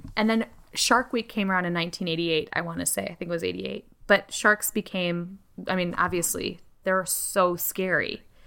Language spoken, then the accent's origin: English; Chicago, Illinois, United States; I grew up in Chicago.